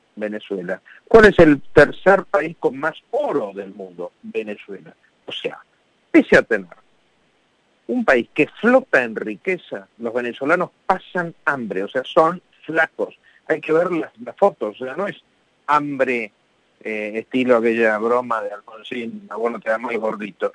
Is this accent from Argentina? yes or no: yes; Argentina; somos argentinos